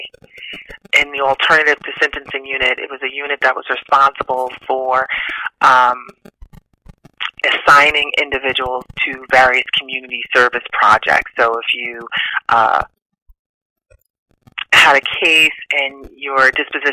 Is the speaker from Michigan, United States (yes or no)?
no; New Rochelle, New York, United States; I'm from Westchester County. I grew up in New Rochelle, New York.